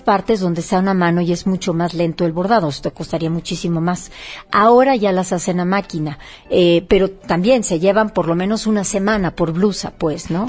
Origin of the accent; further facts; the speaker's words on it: Oaxaca, Mexico; Oaxaca en este momento que mi tierra lo necesita tanto